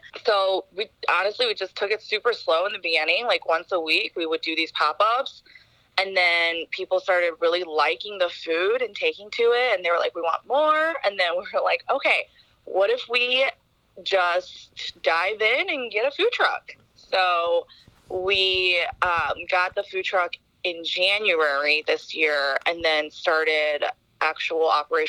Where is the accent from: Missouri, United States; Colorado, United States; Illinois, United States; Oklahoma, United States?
Missouri, United States; Chesterfield; moved away as an adult; also born or lived in Seattle; now in St. Louis, United States; I grew up in Chesterfield